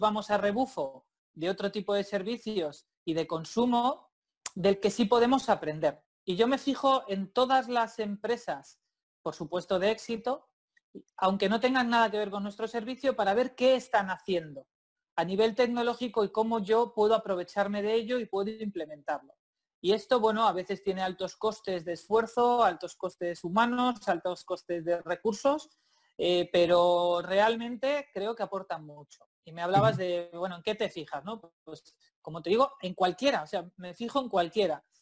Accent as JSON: {"language": "Spanish", "town": "Santander", "region": "Cantabria", "country": "Spain", "said": "yo, vivo y soy de Santander"}